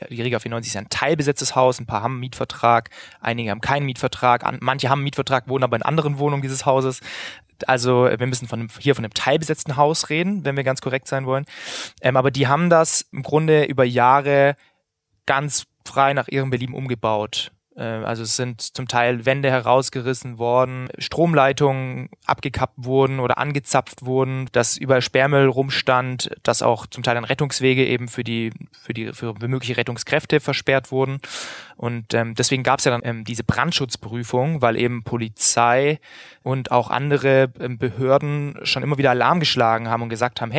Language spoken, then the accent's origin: German; Tübingen, Baden-Württemberg, Germany; immer auch schon äh, neben der Schule eben geschrieben für Lokalzeitungen in Tübingen wo ich herkomme und damit mein Geld verdient.